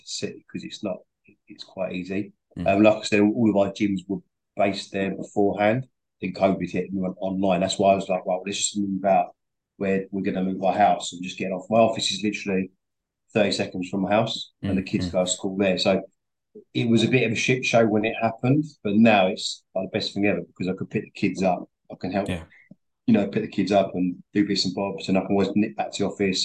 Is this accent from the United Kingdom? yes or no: yes; London, United Kingdom; moved away as an adult; also born or lived in Tottenham; now in Essex, United Kingdom; I'm from Northeast London